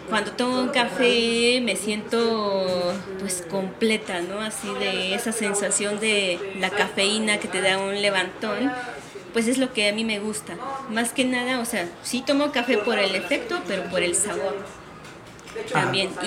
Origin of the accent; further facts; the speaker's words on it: Oaxaca, Mexico; moved away as an adult; now in Mexico City, Mexico; nací eh, en el estado de Oaxaca eh, y viví ahí hasta los 19 años y ya antes de cumplir 20, eh, pues me mudé a la Ciudad de México